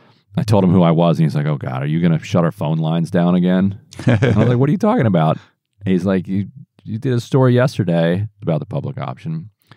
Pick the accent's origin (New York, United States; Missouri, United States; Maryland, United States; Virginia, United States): Maryland, United States; Eastern Shore of; I grew up on the eastern shore of Maryland.